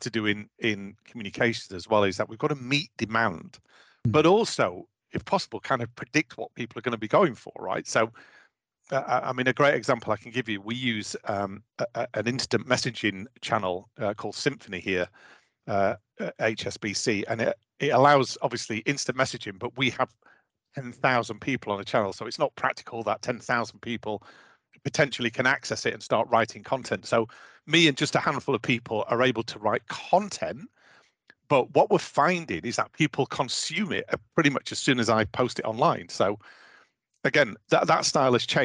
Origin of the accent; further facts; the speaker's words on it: Doncaster, Yorkshire and the Humber, United Kingdom; I was born and brought up in Doncaster, a mining town in the north of England